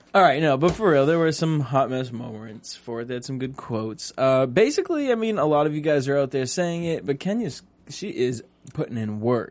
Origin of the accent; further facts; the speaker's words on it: Cape Cod, Massachusetts, United States; I'm from Cape Cod